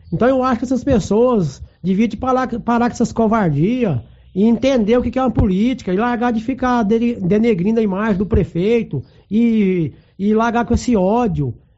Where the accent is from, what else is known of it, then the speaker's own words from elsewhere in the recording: Silvânia, Goiás, Brazil; estou falando como cidadão silvaniense, fui nascido e criado em Silvânia